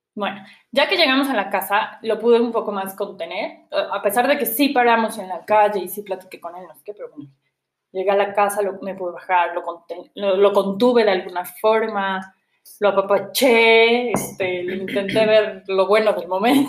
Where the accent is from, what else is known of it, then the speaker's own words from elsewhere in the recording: Puebla, Mexico; moved away as an adult; soy poblana y aquí he vivido toda mi vida, llevaba yo tres años fuera de Puebla